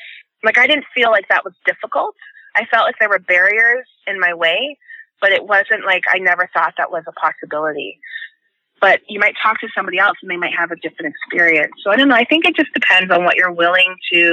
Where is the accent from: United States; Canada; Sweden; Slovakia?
Canada; Toronto, Ontario; also born or lived in England / United Kingdom; I grew up in Jane and Finch. It's a poor community of mostly immigrants